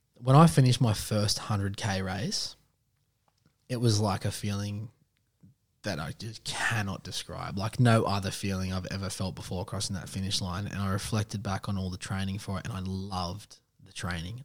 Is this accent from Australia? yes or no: yes; Western Sydney, New South Wales, Australia; I'm a Westie man. I'm from Reedsby